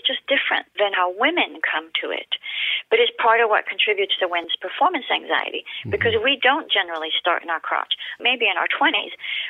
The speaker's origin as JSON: {"language": "English", "country": "France", "tie": "born or raised there", "accent": "British", "moved": "as an adult", "lives_now": "United States", "said": "So I was born and raised in France to a British mother and a French father, which is why, in case your listeners are wondering, I don't have a French accent because I grew up bilingual and I came to the U.S. at 19"}